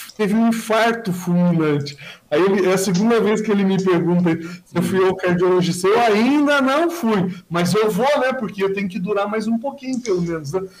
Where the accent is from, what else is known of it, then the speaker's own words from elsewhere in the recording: Mogi das Cruzes, São Paulo, Brazil; now in Suzano, Brazil; eu nasci na Vila Natal. Eu tive uma infância bem tranquila